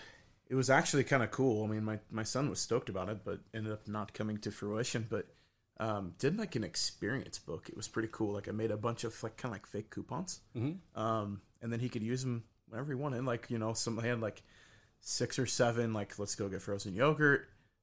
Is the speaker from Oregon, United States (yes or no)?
yes; Salem, Oregon, United States; also born or lived in Wilsonville, United States; Yeah, I grew up in Salem. So, and Wilsonville. I lived in Wilsonville for a couple of years.